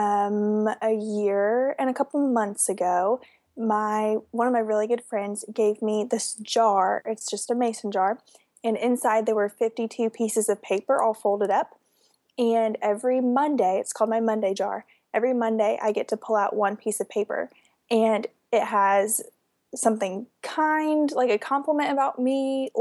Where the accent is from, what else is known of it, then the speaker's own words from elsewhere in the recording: West Palm Beach, Florida, United States; I'm from West Palm Beach